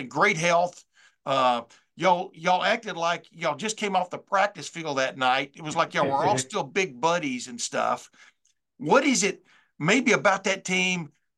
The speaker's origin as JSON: {"language": "English", "country": "United States", "tie": "born or raised there", "also_born_or_lived": "Alabama / Texas", "moved": "yes", "said": "I grew up in Alabama and in Texas"}